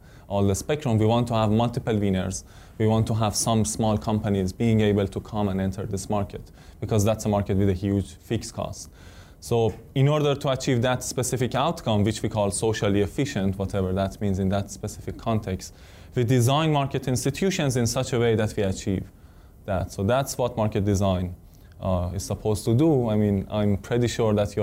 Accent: Iran; moved away as an adult; now in United States; I came from Iran, to America, and I came to Stanford for my PhD

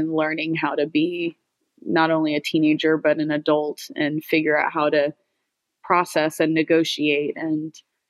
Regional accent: Houston, Texas, United States; also born or lived in Santa Barbara; we grew up in Atascocito, which is kind of between Humble and Kingwood. It's the suburban area in Houston.

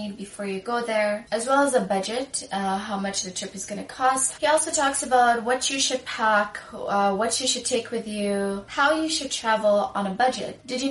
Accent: Sudan; I say back home because I'm from Sudan, I'm African

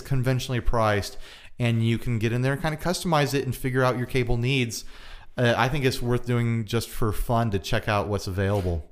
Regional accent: United States; I'm an American.

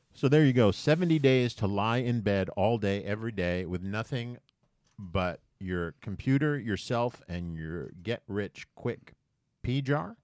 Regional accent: United States; as an American

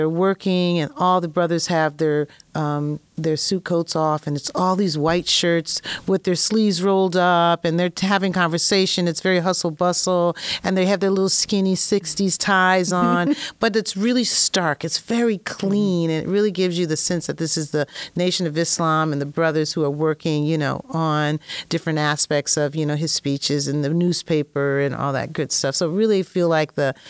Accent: Springfield, Massachusetts, United States; moved away; I'm from Springfield, which is not that far away from Boston

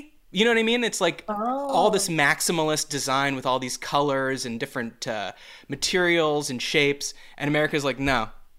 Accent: Canada; Yeah, we have the Queen of England on it. We're both Canadian. We have the Queen of England on our money.

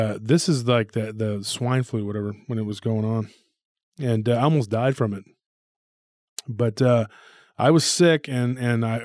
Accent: Taylor area, near Austin, Texas, United States; my hometown

